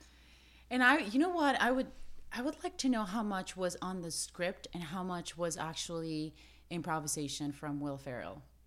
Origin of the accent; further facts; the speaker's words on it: Mexico; moved away as an adult; now in Los Angeles, United States; I'm Mexican-American, but I grew up in Mexico